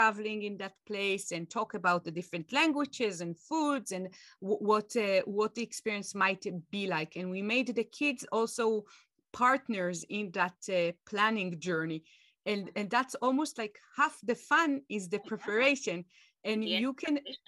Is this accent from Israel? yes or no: yes; Israel; moved away; going back to my home country, Israel